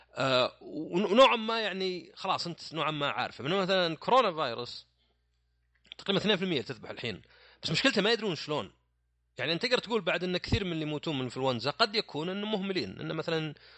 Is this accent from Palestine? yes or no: no; Saudi Arabia; عندنا في السعوديه